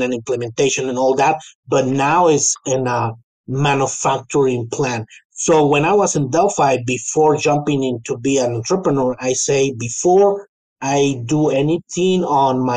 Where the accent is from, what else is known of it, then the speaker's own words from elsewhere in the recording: Chihuahua, Mexico; moved away as an adult; now in United States; So I was born and raised in Chihuahua capital